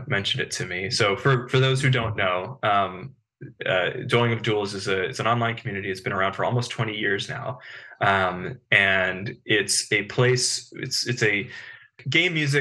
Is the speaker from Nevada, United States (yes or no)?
no; Bethesda, Maryland, United States; I grew up in the Bethesda, like DC area